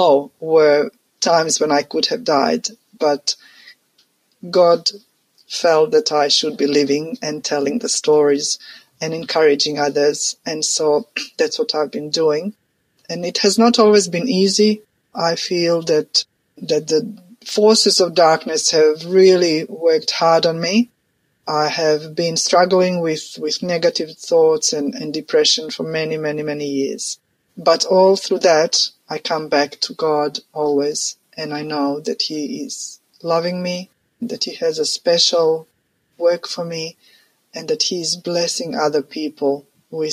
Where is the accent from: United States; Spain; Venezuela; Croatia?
Croatia; moved away; I'm from Croatia, which used to be part of Yugoslavia.